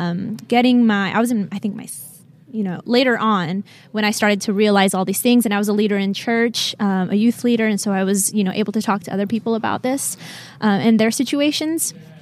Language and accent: English; Utah, United States; now in West Palm Beach, United States; I'm from West Palm Beach, Florida. Okay. Couple things that just... I guess stand out about me. I'm from Utah originally.